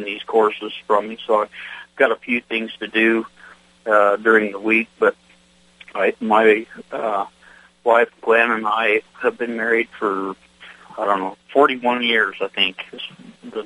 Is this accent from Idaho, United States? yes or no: yes; Idaho, United States; I was born and raised here in Idaho and in the Northwest, Western states.